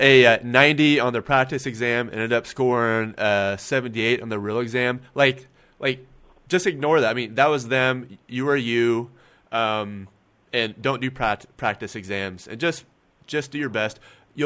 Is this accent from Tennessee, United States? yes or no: no; Kansas, United States; I'm from Kansas, so down here is like... down here to me is like Texas